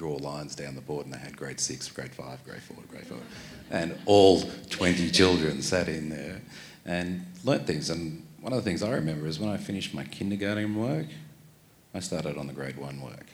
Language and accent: English; Bellingen, New South Wales, Australia; I grew up in Bellingen, but actually just outside of Bellingen in a place called Gordonville.